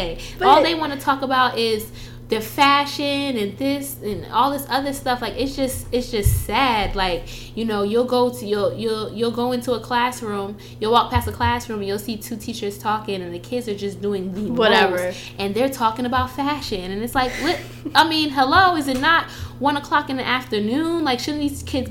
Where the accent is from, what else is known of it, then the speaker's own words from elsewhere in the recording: Jamaica; moved away; we're Jamaican